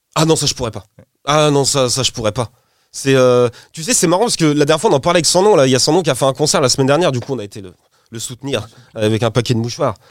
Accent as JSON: {"language": "French", "town": "Poissy", "region": "Île-de-France", "country": "France", "said": "je suis de Poissy dans le 7-8, t'as vu, c'est pas le même accent"}